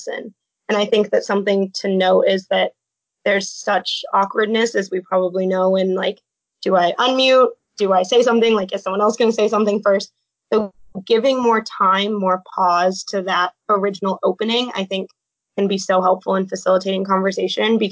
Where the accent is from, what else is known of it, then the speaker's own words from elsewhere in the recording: Phoenix, Arizona, United States; moved away as an adult; I'm originally from Phoenix, Arizona